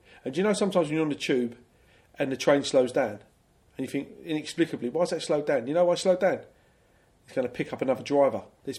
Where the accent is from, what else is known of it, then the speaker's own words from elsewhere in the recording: London, United Kingdom; I'm from Stockwell